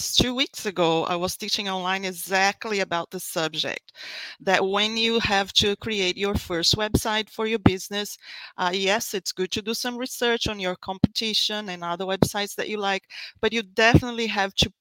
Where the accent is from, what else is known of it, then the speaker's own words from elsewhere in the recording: Brazil; moved away as an adult; also born or lived in Australia; now in Florida, United States; I am actually originally from Brazil, but I live in the US, in Florida right now